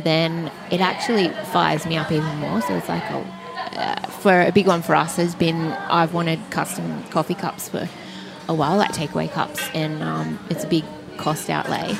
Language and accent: English; Sydney, New South Wales, Australia; moved away as an adult; now in Newcastle, Australia; I'm from Sydney